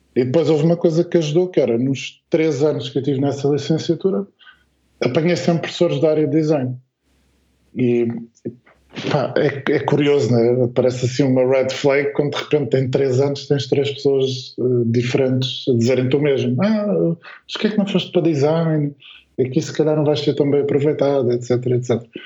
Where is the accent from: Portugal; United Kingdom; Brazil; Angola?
Portugal; Alverca do Ribatejo, Lisbon; nós somos aqui da, da região de Lisboa-Valutez, né? mas concretamente Alverca